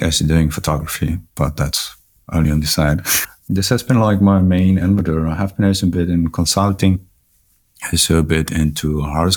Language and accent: English; Germany; My parents are from Chile. I'm from Germany